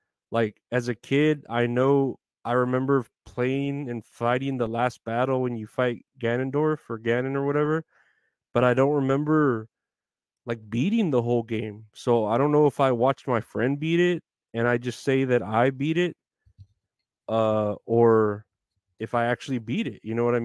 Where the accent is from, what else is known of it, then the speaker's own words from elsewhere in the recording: Texas, United States; Retro Horror Inc. Yeah, we're both here from Texas.